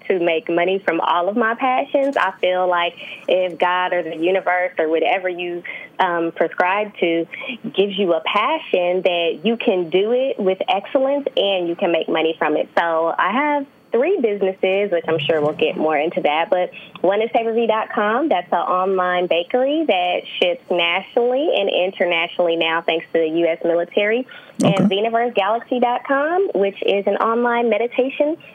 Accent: San Francisco, California, United States; also born or lived in Atlanta, Georgia; I am originally from San Francisco, California

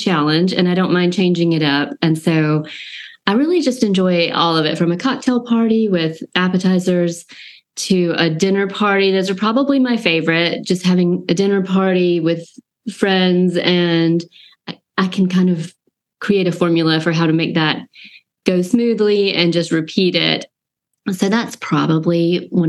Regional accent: Georgia, United States; I live in a college town, small town, Georgia, with a lot of college life, and I grew up in Georgia

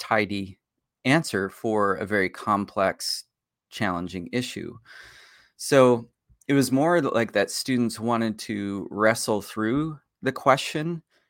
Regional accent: Pennsylvania, United States; I grew up in Pennsylvania, so near, not too far from where you grew up.

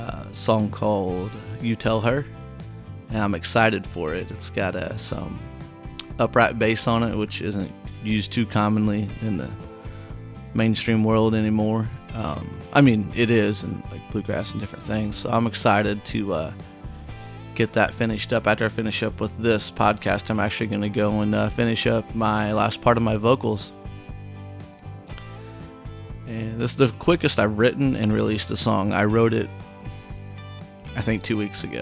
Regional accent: Whitehall, United States; now in Nashville, United States; I'm taking you through some of the spots in my hometown that I liked. We already went to the Lions Park in Whitehall

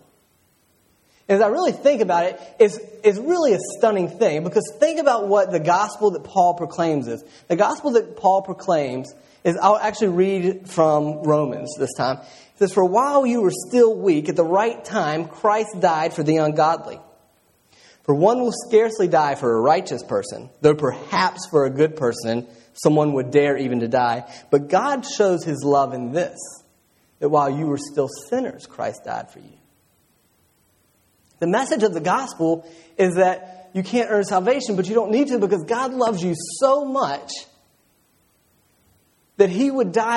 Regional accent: Roanoke, Virginia, United States; I grew up in Roanoke, and so we're right in the Appalachian Trail

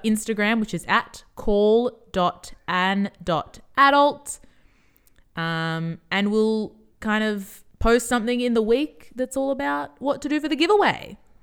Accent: Australia; we are Australian.

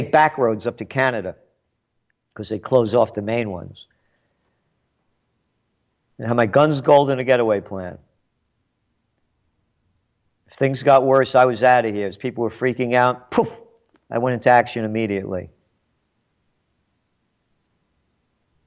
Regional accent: New York City, New York, United States; born in the Bronx. My blood is Italian. My heart is American

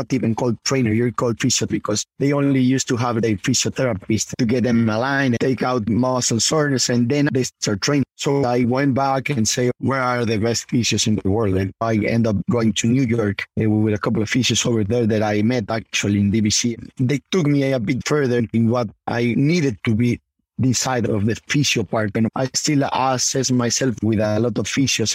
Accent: Puebla, Mexico; Puebla, my hometown

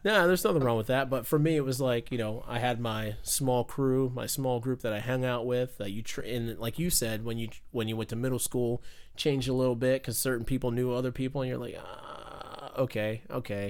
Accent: Fayetteville, North Carolina, United States; moved away; I'm from Fayetteville, North Carolina

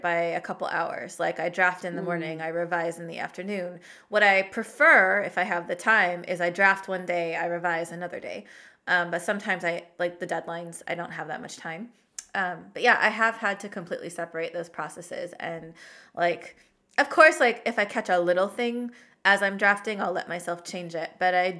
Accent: Oregon, United States; she was an avid fisherwoman who took me out on her boat a lot when I was growing up in Oregon.

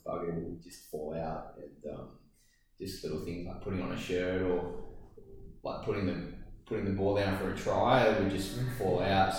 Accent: Penrith, New South Wales, Australia; Was born and raised in Penrith, just at the foot of the Blue Mountains.

